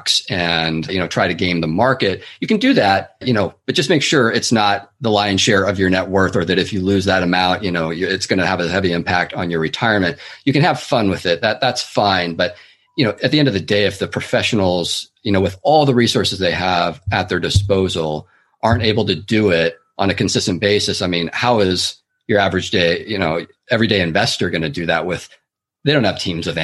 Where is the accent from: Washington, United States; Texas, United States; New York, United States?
Washington, United States; Seattle; now in San Francisco Bay Area, United States; I'm originally from the Pacific Northwest, actually, the east side of Seattle area. And then I moved down to the Bay Area in 2004, where I've been ever since and reside today.